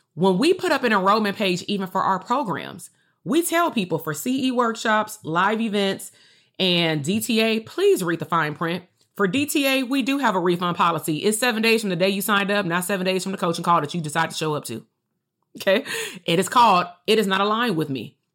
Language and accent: English; Compton, California, United States; I'm still from Compton.